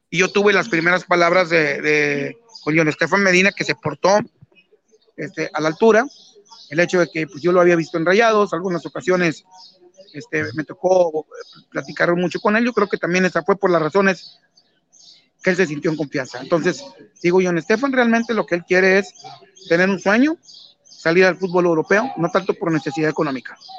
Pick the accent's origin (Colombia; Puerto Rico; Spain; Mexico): Mexico; yo como mexicano desde, niño